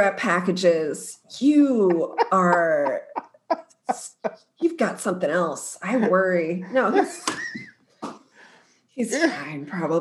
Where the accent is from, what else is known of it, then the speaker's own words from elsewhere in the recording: Maryland, United States; I'm from Maryland.